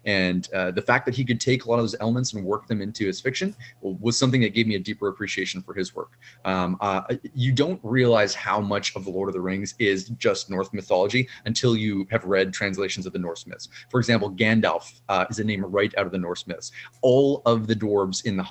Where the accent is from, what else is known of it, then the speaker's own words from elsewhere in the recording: Canada; a Canadian author working with a Canadian press